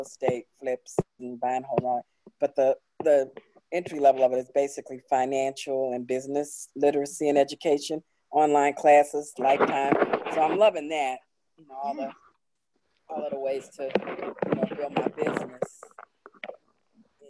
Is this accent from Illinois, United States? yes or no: yes; Chicago, Illinois, United States; now in Baltimore, United States; Southwest suburbs of Chicago